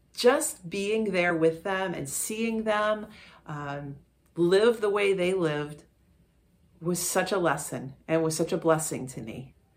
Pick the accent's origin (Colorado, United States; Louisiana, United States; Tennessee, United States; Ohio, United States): Ohio, United States; Parma; I grew up in Parma